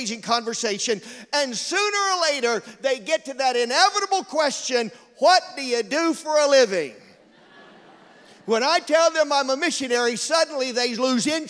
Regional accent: Georgia, United States; moved away; also born or lived in Florida; I grew up in Georgia. We don't have any Italians down there

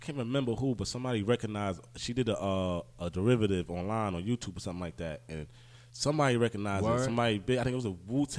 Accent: United States; I'm American and I know that.

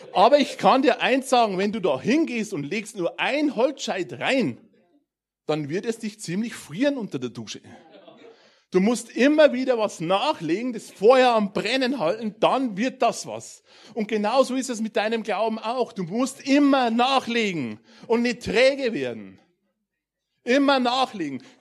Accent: Bavarian Forest, Germany; ich komme aus dem Bayerischen Wald vor zwei Jahren sind wir ein bisschen näher in die Richtung Zivilisation gezogen.

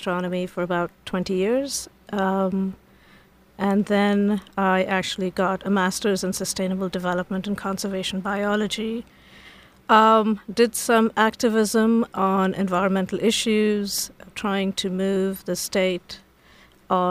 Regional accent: India; moved away as an adult; now in College Park, United States; So I grew up in India, and I came here as a graduate student about 30-some years ago

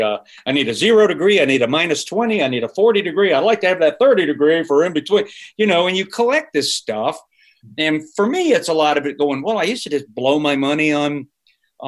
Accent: Charlotte, North Carolina, United States; moved away; I grew up in Charlotte, North Carolina

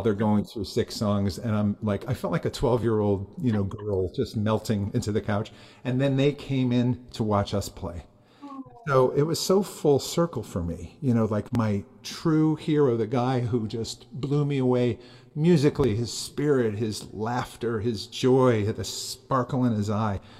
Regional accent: Hartford, Connecticut, United States; I'm from, you know, Connecticut, Hartford area.

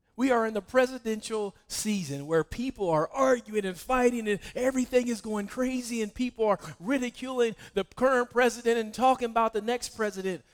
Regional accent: West Virginia, United States; I'm from West Virginia

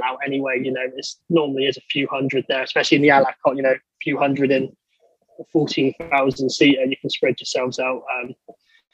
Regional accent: Somerset, near Glastonbury, South West England, United Kingdom; I'm from southwest England, in Somerset, near the town of Glastonbury, where the festival is

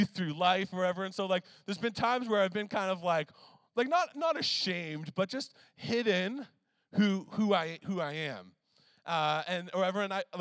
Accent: Canada; Canadian, eh?

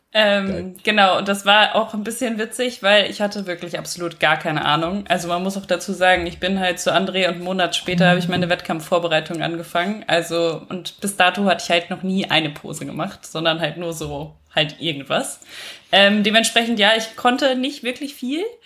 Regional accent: western Germany, Germany; moved away as an adult; now in Vienna, Austria; Ich wohne seit letztem Jahr in Wien, komme eigentlich aus Deutschland, aus dem Westen aus Deutschland

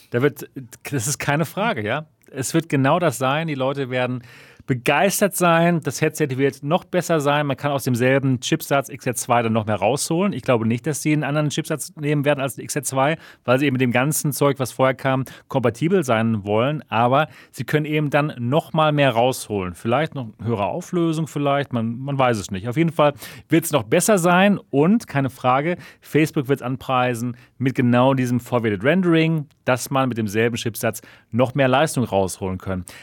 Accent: Germany; bei uns in Deutschland

